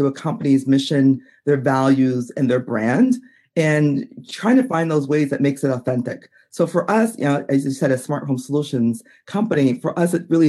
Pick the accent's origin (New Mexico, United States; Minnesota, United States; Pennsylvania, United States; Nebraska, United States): Minnesota, United States; Minneapolis; that you mentioned I'm from Minneapolis. And so Minneapolis is very, it's been a hotbed for the last couple of years.